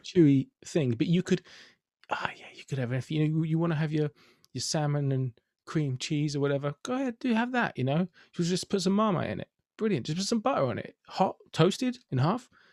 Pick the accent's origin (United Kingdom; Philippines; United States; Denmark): United Kingdom; London; I'm from Finsbury Park, where since the mid-nineties we've had the fantastic happening bagel bakery